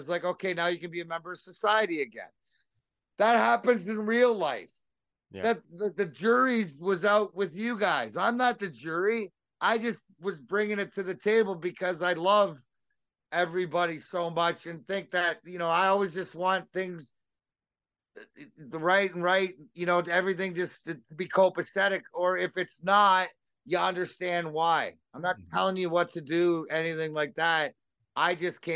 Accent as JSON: {"language": "English", "town": "Leamington", "region": "Ontario", "country": "Canada", "said": "I'm from Leamington"}